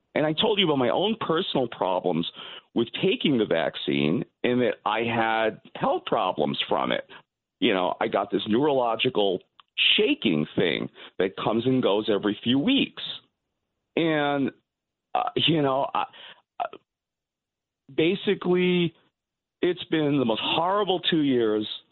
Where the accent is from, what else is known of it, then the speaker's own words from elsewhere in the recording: New York City, New York, United States; like most Jewish guys growing up in Brooklyn.